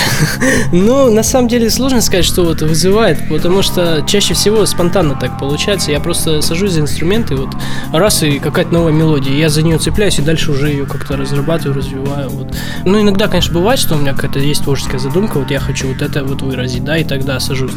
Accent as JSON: {"language": "Russian", "town": "Krasnoyarsk", "region": "Krasnoyarsk Krai", "country": "Russia", "tie": "born or raised there", "said": "я, в общем, родом из Красноярска"}